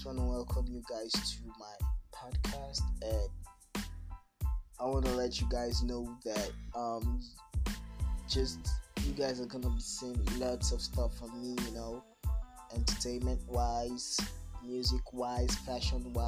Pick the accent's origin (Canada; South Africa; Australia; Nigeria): Nigeria; Delta; I'm from Nigeria, Africa, Delta State to be precise